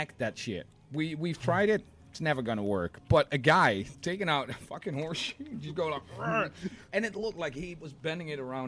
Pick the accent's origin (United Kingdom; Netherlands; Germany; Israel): Netherlands; Rotterdam, South Holland; I'm from Rotterdam